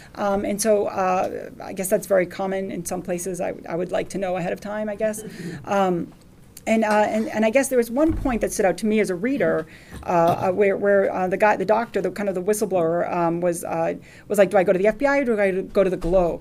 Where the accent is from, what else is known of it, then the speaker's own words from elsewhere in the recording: United States; I'm an American